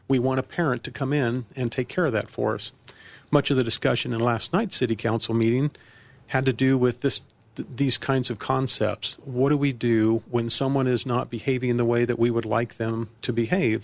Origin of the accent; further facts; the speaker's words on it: Colorado Springs, Colorado, United States; also born or lived in Virginia; now in Centennial, United States; Colorado Springs, my hometown. I was born and raised there